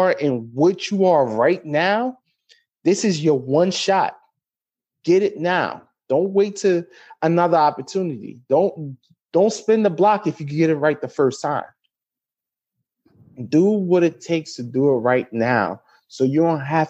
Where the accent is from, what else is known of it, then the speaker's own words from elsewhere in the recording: United States; We speak with different accents. I'm from America